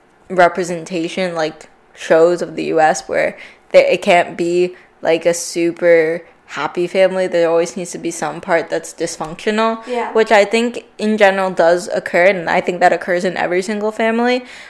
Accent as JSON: {"language": "English", "country": "India", "said": "And as an Indian watching the TV show, it's not that I didn't like it, but it's that I still couldn't relate to it."}